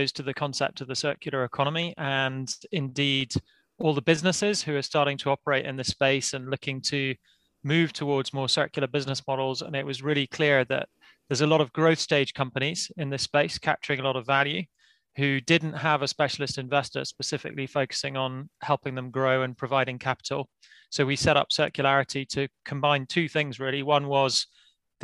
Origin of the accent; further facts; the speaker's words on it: Yorkshire and the Humber, United Kingdom; now in Edinburgh, United Kingdom; I'm actually a Yorkshireman, but living in Edinburgh now in Scotland